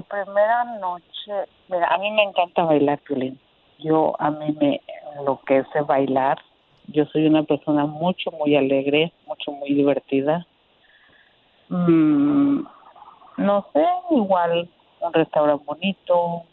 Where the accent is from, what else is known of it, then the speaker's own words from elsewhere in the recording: Aguascalientes, Mexico; moved away as an adult; now in Indiana, United States; Yo soy de Aguas, yo soy de Aguascalientes, tengo 41